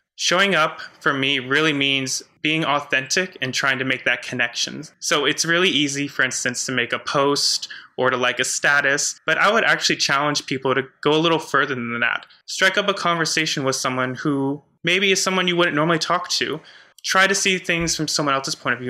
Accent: United States; I was raised in the Catholic Church in a very conservative part of the US

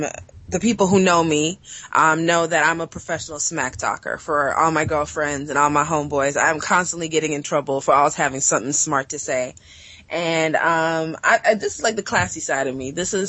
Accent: Atlanta, Georgia, United States; also born or lived in Southern Africa; now in Toronto, Canada; I know I don't sound Canadian. And I'm not American either, even though I sound American. I was born and raised in Southern Africa, but I grew up in Atlanta, Georgia.

